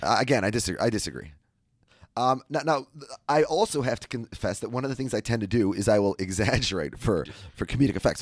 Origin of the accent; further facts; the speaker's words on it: Minnesota, United States; I'm from the Midwest.